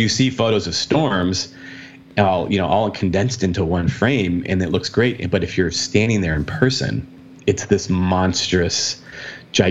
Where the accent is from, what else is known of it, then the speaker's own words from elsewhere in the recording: Arizona, United States; I'm from Arizona